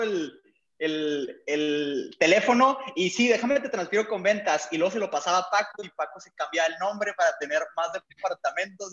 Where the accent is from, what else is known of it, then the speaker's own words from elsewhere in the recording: Chihuahua, Mexico; also born or lived in Parral; now in Monterrey, Mexico; nosotros pues venimos de Chihuahua